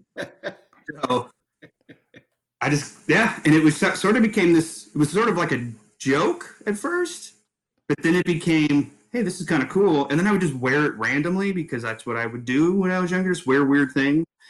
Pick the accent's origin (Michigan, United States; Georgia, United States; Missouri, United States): Missouri, United States; Ste. Genevieve; moved away; we're based in my hometown of St. Genevieve, a small town, uh, population 4,400 ish, and a uh, little farming community.